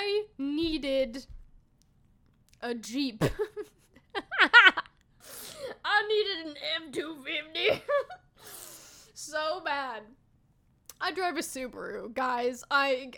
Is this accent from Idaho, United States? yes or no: yes; Idaho, United States; I grew up here in Idaho.